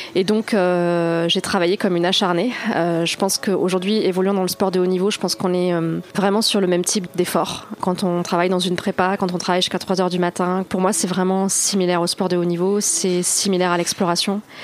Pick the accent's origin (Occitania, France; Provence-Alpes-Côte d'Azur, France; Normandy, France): Occitania, France; Toulouse; also born or lived in Carcassonne; j'ai grandi euh, ensuite dans la banlieue de Toulouse